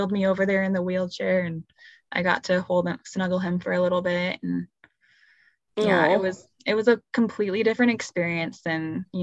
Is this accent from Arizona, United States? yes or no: yes; Arizona, United States; now in Idaho Falls, United States; And we're from Arizona originally.